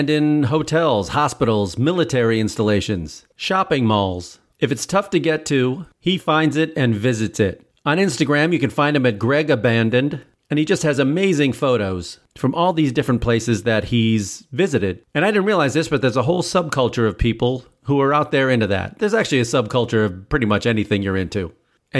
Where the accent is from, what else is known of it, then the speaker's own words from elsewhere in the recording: Chicago, Illinois, United States; I'm originally from Chicago.